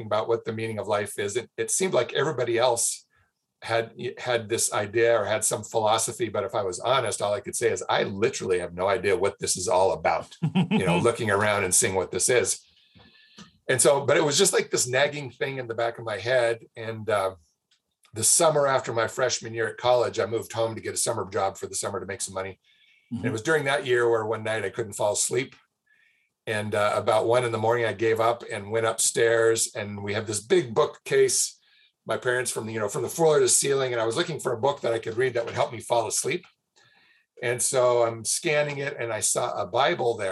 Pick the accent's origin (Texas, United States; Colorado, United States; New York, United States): Colorado, United States; Denver; moved away as an adult; now in Argentina; I grew up in Southwest Denver, you know, Colorado native